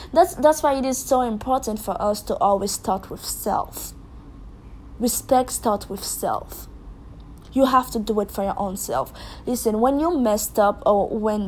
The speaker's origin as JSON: {"language": "English", "country": "Haiti", "said": "I'm from Haiti"}